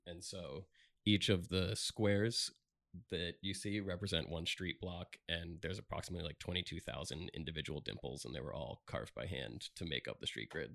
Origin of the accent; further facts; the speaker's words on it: Palm Beach County, Florida, United States; I was born and raised here in Palm Beach County